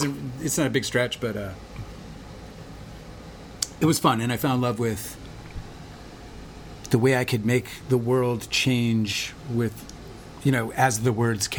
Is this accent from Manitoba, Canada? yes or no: yes; Winnipeg, Manitoba, Canada; I grew up in Winnipeg, Canada.